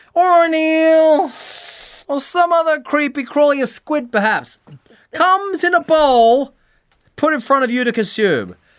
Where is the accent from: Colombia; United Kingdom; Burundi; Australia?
Australia; now in Tokyo, Japan